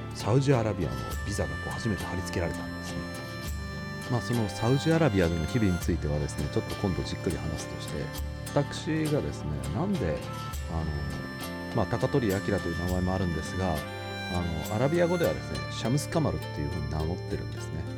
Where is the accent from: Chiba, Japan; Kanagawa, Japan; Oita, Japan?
Oita, Japan; Kyushu; now in Tokyo, Japan; 生まれは大分の九州九州男児というカテゴリーに属する